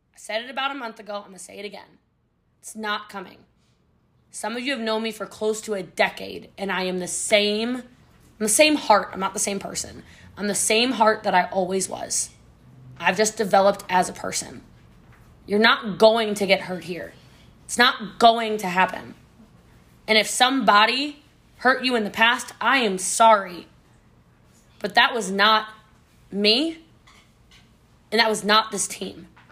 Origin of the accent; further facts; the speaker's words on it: Maryland, United States; I'm from Maryland